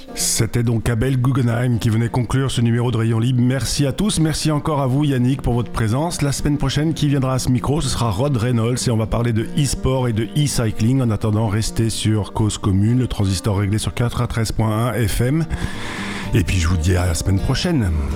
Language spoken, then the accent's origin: French; Sainte-Foy-lès-Lyon, Auvergne-Rhône-Alpes, France; j'ai grandi à Lyon et le vélo, euh, enfin à Sainte-Foy-les-Lyon